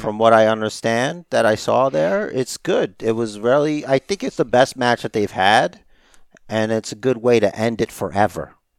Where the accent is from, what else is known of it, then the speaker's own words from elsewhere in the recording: United States; I'm an American